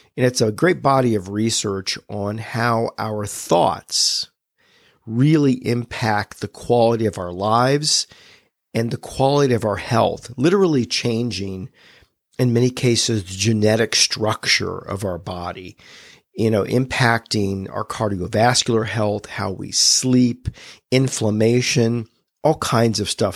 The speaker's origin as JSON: {"language": "English", "country": "United States", "tie": "born or raised there", "said": "I was born in America."}